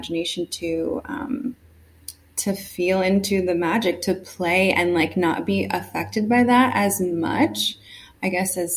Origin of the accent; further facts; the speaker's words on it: California, United States; I grew up in California